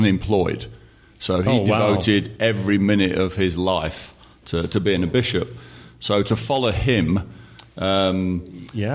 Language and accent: English; United Kingdom; I'm from the UK